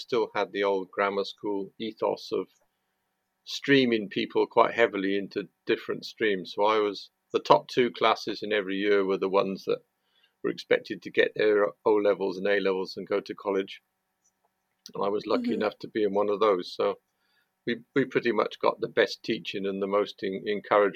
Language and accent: English; Chepstow, Wales, United Kingdom; I grew up in Chepstow, which is a small town just inside Wales.